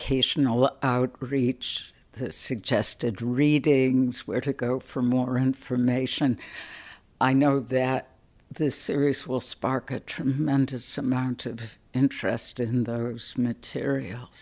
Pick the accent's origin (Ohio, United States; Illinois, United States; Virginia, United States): Illinois, United States; Chicago; when I was a little girl growing up in Chicago